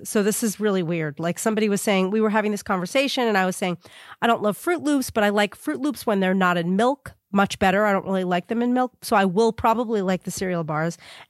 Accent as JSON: {"language": "English", "region": "New York", "country": "United States", "tie": "born or raised there", "also_born_or_lived": "Brooklyn", "lives_now": "Los Angeles, United States", "said": "Like, I'm a Brooklyn girl, and I was born in Brooklyn, raised on Long Island. I left New York. I try really hard not to speak like a New Yorker"}